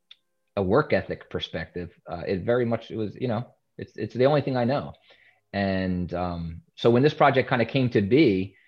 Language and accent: English; Philadelphia, Pennsylvania, United States; In West Philadelphia, born and raised